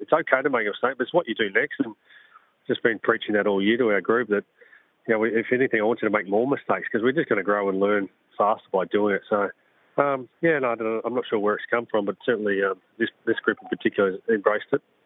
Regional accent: South Australia, Australia; growing up in South Australia

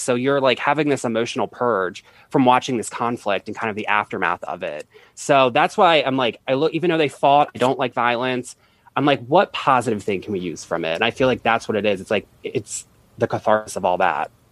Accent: United States; also born or lived in Baltimore, Maryland / Washington, D.C.; I'm from, I lived in both places.

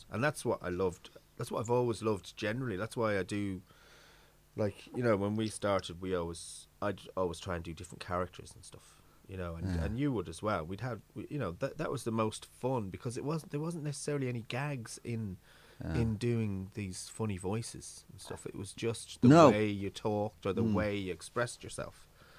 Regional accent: London, United Kingdom; accent: London; now in Ireland; It was probably because I grew up in England and then I came to Ireland and I probably feel like a fake, you know, my voice. Because, like, I had a London accent when I first came here.

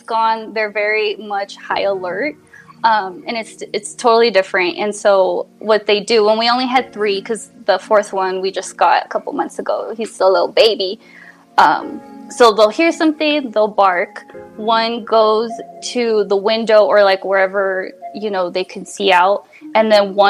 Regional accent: El Paso, Texas, United States; also born or lived in New Mexico; now in Colorado, United States; I'm from El Paso, Texas. So I'm from the border town

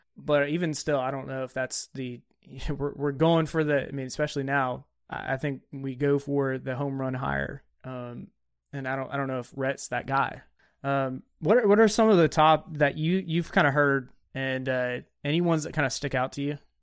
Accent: Alabama, United States; I grew up in Alabama

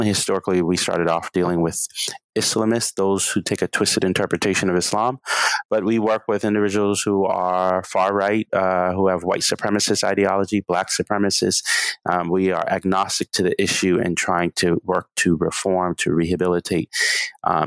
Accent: Charleston, South Carolina, United States; growing up in Charleston, South Carolina, being a descendant of Gullah Geechee

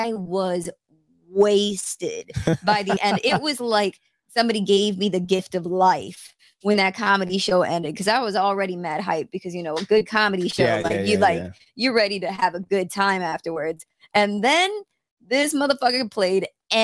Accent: Raleigh, North Carolina, United States; moved away as an adult; now in New York, United States; I'm from Raleigh

